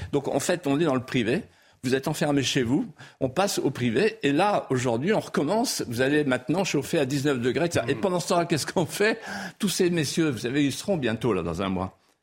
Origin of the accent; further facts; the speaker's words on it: Vendée, Pays de la Loire, France; first language Vendée patois; French is a second language; chez moi en Vendée